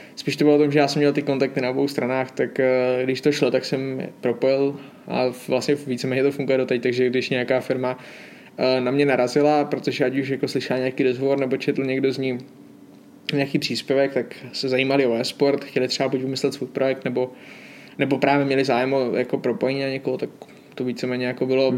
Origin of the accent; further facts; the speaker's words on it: Hodonín District, South Moravian Region, Czechia; na Hodonínsku, odkud pocházím